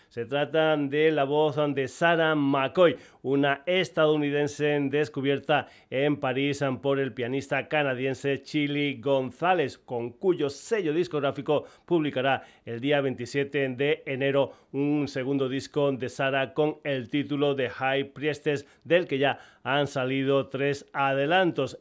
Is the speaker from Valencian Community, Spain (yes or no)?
no; Extremadura, Spain